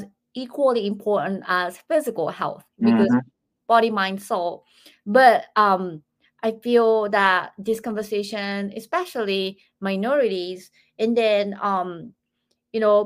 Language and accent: English; Japan; moved away as an adult; now in United States; I'm 47 years old, I'm from Japan